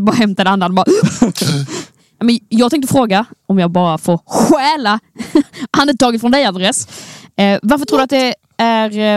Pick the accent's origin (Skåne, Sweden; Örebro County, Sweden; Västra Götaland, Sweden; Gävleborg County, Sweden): Skåne, Sweden; accent: Scanian (skånska); snacka så mycket skånska det bara går